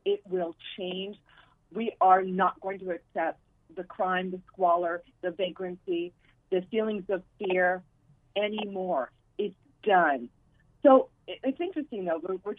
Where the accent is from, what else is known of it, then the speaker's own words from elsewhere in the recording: San Francisco, California, United States; San Francisco is a stunning city. It's my hometown, raised my child here.